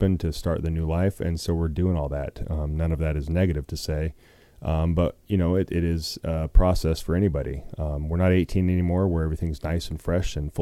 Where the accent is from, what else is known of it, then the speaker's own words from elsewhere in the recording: Pocatello, Idaho, United States; also born or lived in Atlanta, Georgia / Los Angeles; now in Omaha, United States; my hometown in Pocatello, Idaho